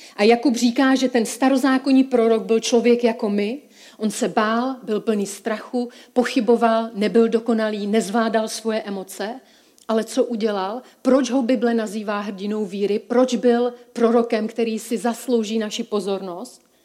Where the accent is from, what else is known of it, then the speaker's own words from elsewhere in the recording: Czechia; já jsem se narodila v České republice